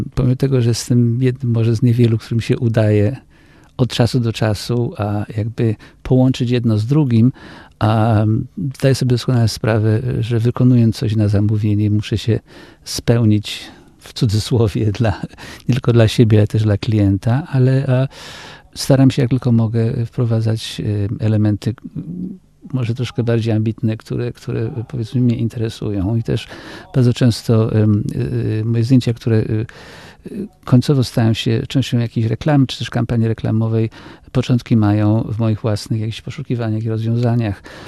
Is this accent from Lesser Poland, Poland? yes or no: yes; Kraków, Lesser Poland, Poland; moved away as an adult; now in United States; wychowałem się w Krakowie